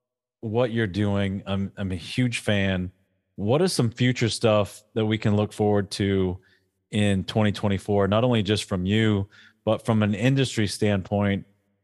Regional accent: New England, United States; So you don't know this about me, but I'm a huge Patriots fan. I'm from New England.

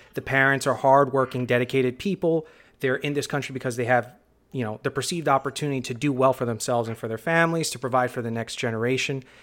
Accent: New York City, New York, United States; born and raised in the Bronx

